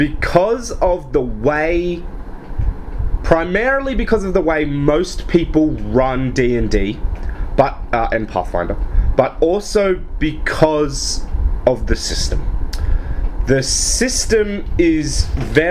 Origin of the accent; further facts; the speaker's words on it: Australia; I'm from Australia